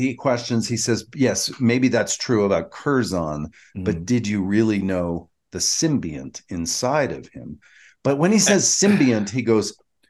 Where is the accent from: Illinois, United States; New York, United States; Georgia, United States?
Georgia, United States; I'm from Georgia.